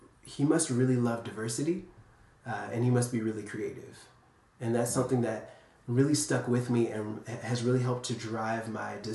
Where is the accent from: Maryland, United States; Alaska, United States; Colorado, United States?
Maryland, United States; Capitol Heights; I grew up in Capitol Heights, Maryland, so a little suburb of D.C.